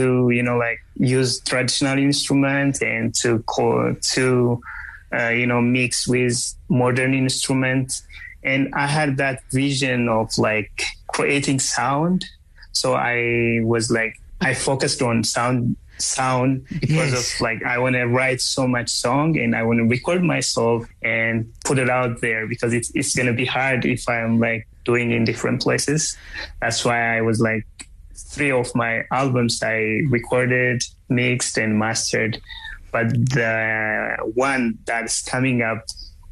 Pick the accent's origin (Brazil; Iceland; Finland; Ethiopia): Ethiopia; moved away as an adult; now in Los Angeles, United States; I came from Ethiopia. It's like 130 kilometers from Addis, the capital city of Addis